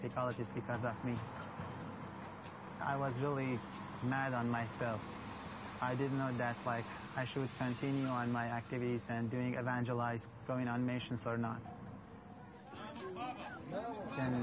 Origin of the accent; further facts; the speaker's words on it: Sanandaj, Kurdistan, Iran; moved away as an adult; now in Erbil, Iraq; I'm originally from Iran, from Kurdistan, Sana